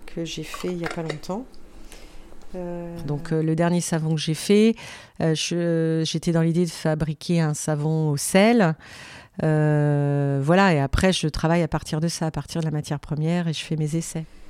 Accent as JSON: {"language": "French", "area": "Vendée", "region": "Pays de la Loire", "country": "France", "tie": "born or raised there", "said": "je suis originaire d'Esnay, en Vendée. donc j'habitais euh, j'ai passé mon enfance euh, à la campagne."}